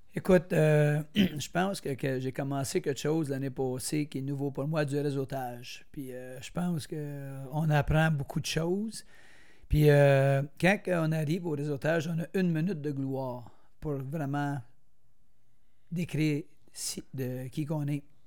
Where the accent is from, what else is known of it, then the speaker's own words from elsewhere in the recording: Brownsburg-Chatham, Quebec, Canada; je viens d'Argenteuil. J'étais un petit gars de Brownsburg.